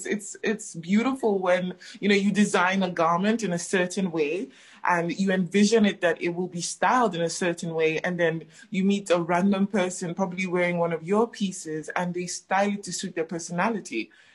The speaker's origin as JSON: {"language": "English", "country": "Nigeria", "also_born_or_lived": "Ghana", "lives_now": "Johannesburg, South Africa", "said": "I'm Nigerian Ghanaian. I'm based in Johannesburg, and I'm a fashion designer."}